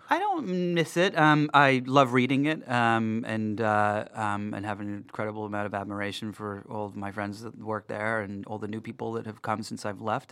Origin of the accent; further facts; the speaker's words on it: Darlington, North East England, United Kingdom; moved away; I was born in England, um, in the north of England, in a little town called Darlington